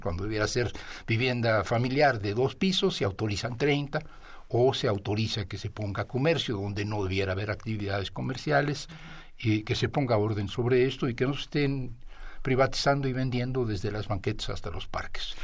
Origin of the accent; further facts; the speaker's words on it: Mexico City, Mexico; como chilango, como ciudadano y, como habitante de esta ciudad